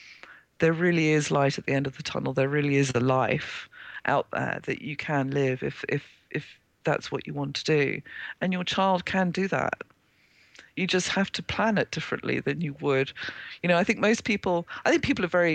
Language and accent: English; Zimbabwe; moved away; I was born in Zimbabwe, Rhodesia as it was then